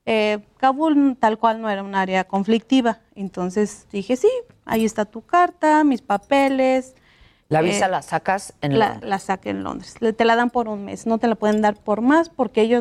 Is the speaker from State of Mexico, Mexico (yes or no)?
yes; Toluca, State of Mexico, Mexico; now in London, United Kingdom; Eh, soy originaria de Toluca, mi familia es de Villa Victoria